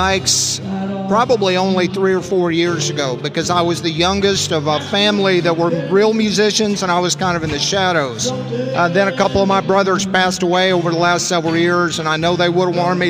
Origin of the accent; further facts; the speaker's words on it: the Ozarks, western Missouri, United States; I'm from western Missouri, the Ozarks.